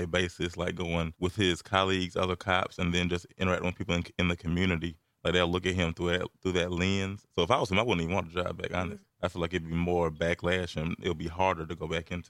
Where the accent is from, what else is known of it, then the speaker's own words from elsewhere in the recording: Atlanta, Georgia, United States; I'm from Atlanta